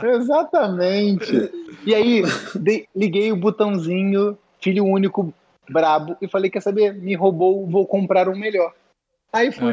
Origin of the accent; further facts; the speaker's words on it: Rio de Janeiro, Brazil; moved away as an adult; now in Canada; a gente é do Rio